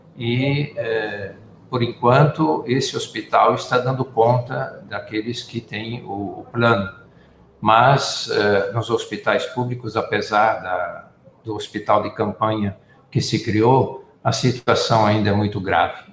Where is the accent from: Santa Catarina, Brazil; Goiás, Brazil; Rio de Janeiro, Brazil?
Santa Catarina, Brazil; Forquilhinha; now in Manaus, Brazil; eu sou nascido em Forquilinha